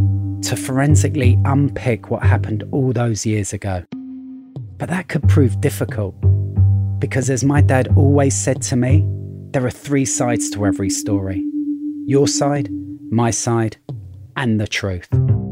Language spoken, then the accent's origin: English; South East England, United Kingdom; accent: London; So my accent may sound like I'm from the rough side of London, but I was actually raised in the leafy suburbs of Surrey, favoured county of wealthy commuters.